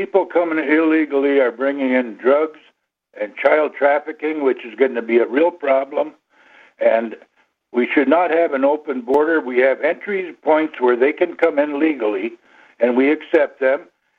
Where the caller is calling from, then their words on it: Buell, Minnesota, United States; Buell, Minnesota.